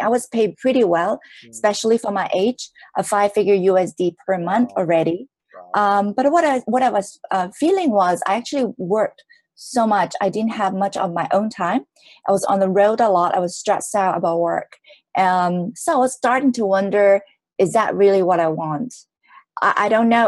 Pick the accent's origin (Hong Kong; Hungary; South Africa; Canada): Hong Kong; I was born in Hong Kong from a middle class family.